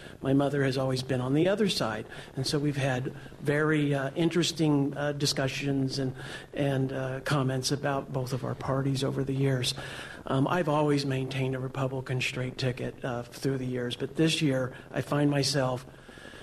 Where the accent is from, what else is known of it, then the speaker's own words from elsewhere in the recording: Midwest, United States; now in Washington, D.C., United States; I grew up in the Midwest.